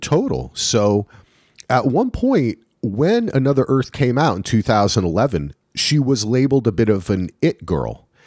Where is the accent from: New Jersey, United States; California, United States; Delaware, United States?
New Jersey, United States; moved away; I am from New Jersey